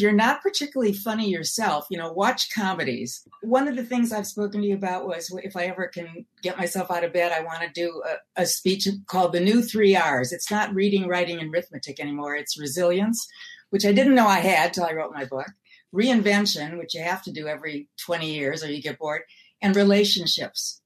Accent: Milwaukee, Wisconsin, United States; moved away; also born or lived in New York; I'm from Milwaukee.

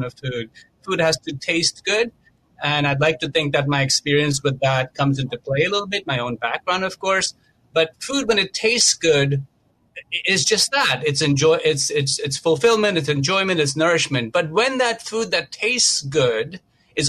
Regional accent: Mumbai, Maharashtra, India; moved away as an adult; now in United States; I grew up a vegetarian in India, in Mumbai, and I came to this country over 21 years ago.

